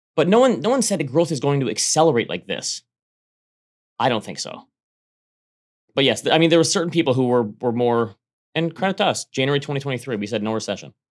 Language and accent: English; United States; moved away; it touches my home state